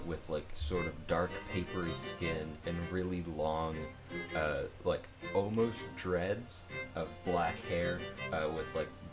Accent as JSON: {"language": "English", "country": "United States", "said": "I'm an American"}